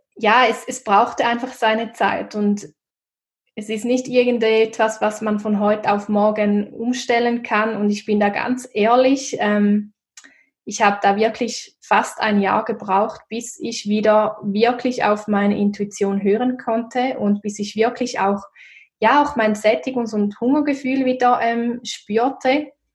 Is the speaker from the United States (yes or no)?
no; Switzerland; wie man wahrscheinlich auch hören kann, komme ich aus der Schweiz